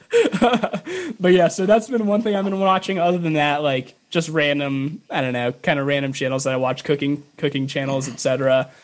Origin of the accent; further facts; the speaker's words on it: Chicago, Illinois, United States; moved away; I'm from the Chicagoland area